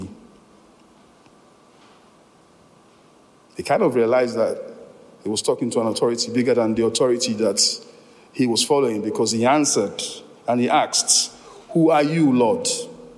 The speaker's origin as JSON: {"language": "English", "country": "Nigeria", "moved": "yes", "said": "I come from Nigeria originally"}